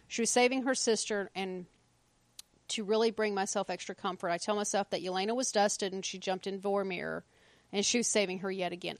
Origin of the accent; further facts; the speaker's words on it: United States; I'm American